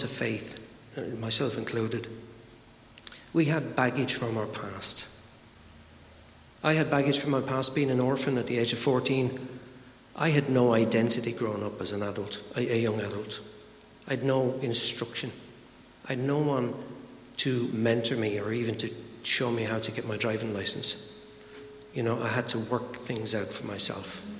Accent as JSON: {"language": "English", "country": "Ireland", "said": "I'm Irish"}